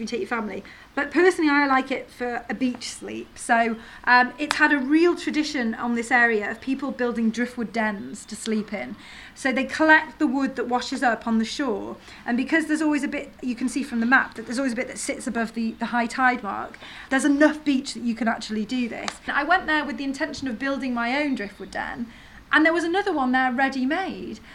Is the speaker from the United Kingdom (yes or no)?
yes; North Wales, United Kingdom; I grew up in North Wales